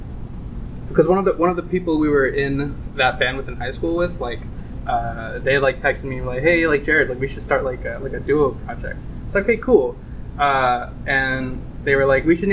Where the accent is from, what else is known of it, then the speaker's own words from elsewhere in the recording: Williamsburg, Virginia, United States; We met in high school. We're both from Williamsburg, Virginia